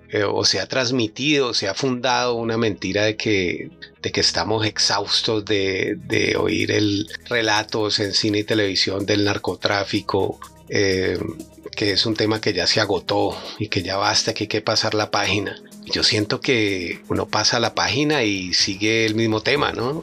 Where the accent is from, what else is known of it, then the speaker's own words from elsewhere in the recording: Colombia; como colombianos